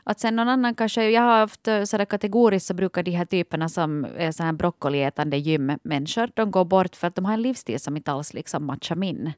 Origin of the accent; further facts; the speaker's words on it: Vaasa, Ostrobothnia, Finland; jag är ju hemma från Vasa